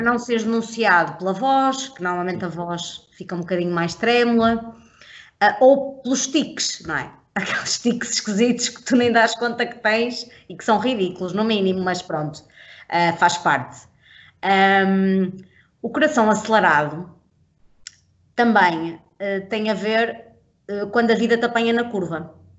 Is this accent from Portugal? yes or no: yes; Portugal; nós, enquanto portugueses